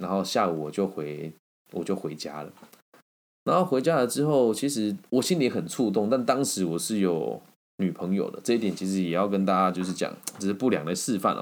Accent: Taiwan; 我是台湾人

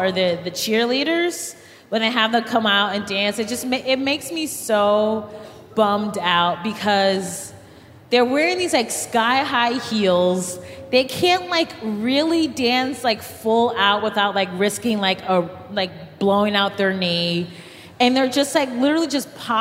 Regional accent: Cleveland, Ohio, United States; I'm from Cleveland

